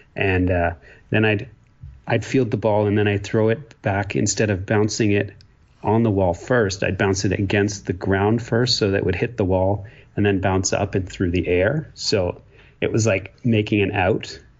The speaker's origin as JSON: {"language": "English", "region": "Ontario", "country": "Canada", "tie": "born or raised there", "also_born_or_lived": "Quebec", "moved": "as an adult", "lives_now": "British Columbia, Canada", "said": "I grew up in a small town in Ontario. Um, and uh, so, yes, I'm a Canadian."}